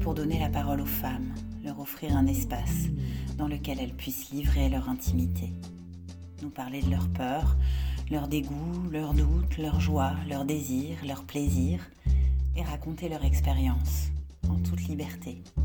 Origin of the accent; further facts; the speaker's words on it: France; now in Tunisia; Je suis française et j'habite en Tunisie.